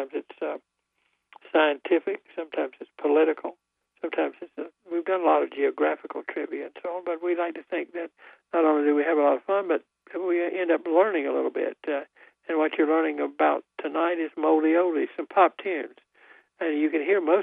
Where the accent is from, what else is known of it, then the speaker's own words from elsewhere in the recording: Goldsboro, North Carolina, United States; I'm from Goldsboro